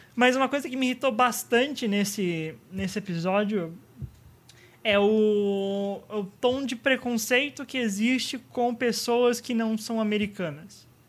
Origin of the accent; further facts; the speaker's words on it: São Bernardo do Campo, São Paulo, Brazil; não sou de São Paulo, seu estúpido, eu sou de São Bernardo